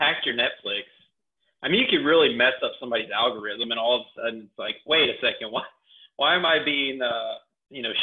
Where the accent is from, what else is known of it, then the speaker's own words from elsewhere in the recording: Georgia, United States; I'm from Georgia, so we have peaches, a lot of peaches here